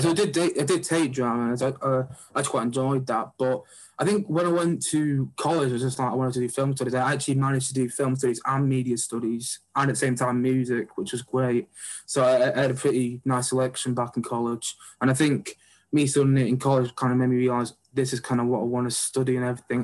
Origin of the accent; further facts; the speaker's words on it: Oldham, North West England, United Kingdom; I'm from Oldham, so I'm not that actually far from where yeah. Salford is, but I went to uh, I went to Sarwa School